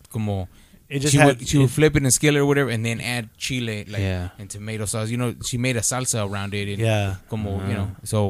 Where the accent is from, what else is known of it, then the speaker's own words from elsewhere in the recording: Texas, United States; I'm from Texas, man.